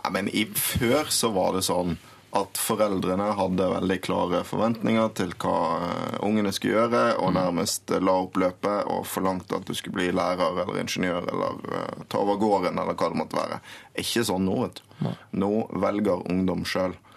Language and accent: Norwegian; Western Norway, Norway; er vestlending